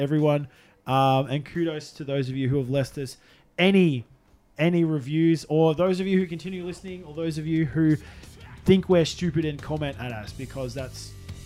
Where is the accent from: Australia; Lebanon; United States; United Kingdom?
Australia; We're Australian.